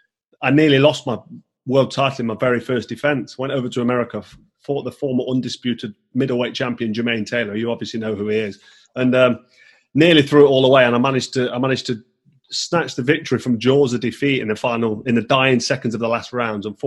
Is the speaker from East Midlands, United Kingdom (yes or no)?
yes; Nottingham, East Midlands, United Kingdom; in Nottingham, in my hometown